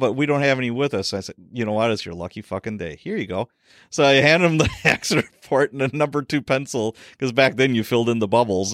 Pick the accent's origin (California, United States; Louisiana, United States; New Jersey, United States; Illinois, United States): Illinois, United States; Chicago; I grew up in Chicago, so I, you know, I had firsthand, you know, witnessing of all kinds of policy stuff going on. And we were, we moved to a suburb